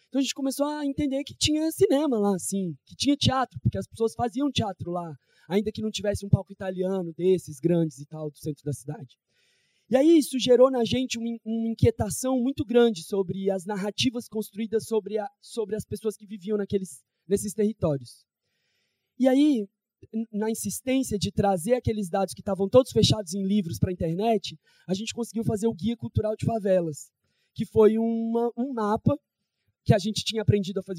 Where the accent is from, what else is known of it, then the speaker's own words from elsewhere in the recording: Federal District, Brazil; also born or lived in São Paulo; now in Rio de Janeiro, Brazil; eu não sou daqui, eu sou do Distrito Federal, vivi em São Paulo, e vim para o Rio